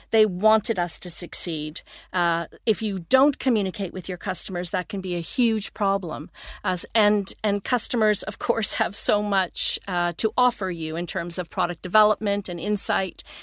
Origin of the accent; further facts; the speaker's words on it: Toronto, Ontario, Canada; moved away as an adult; now in Sweden; I grew up in Toronto, Ontario, east coast of Canada.